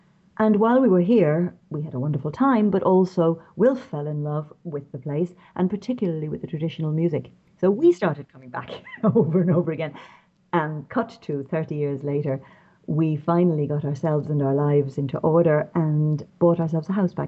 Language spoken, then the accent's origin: English; Dublin, Leinster, Ireland; accent: Irish; moved away as an adult; also born or lived in London / Corca Dhuibhne, County Kerry; I'm Irish, as you can probably tell from my voice. My dad was from Galway. My mother's people were from Wexford, from Enniscorthy. I was raised in Dublin. And when I was going to school in Dublin, the Irish language was one of my great loves.